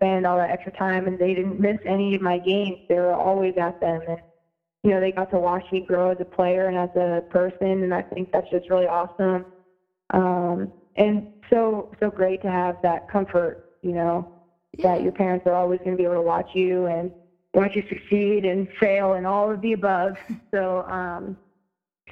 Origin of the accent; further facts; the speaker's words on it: State College, Pennsylvania, United States; moved away as an adult; also born or lived in Connecticut; I grew up in Pennsylvania